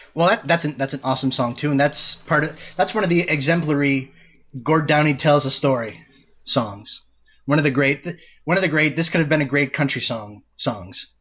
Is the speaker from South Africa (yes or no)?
no; Canada; We're both Canadian. We are both residents of Canada